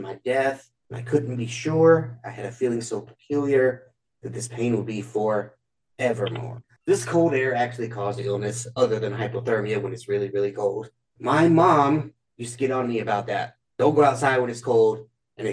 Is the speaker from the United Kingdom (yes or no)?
no; Alabama, United States; I'm from Alabama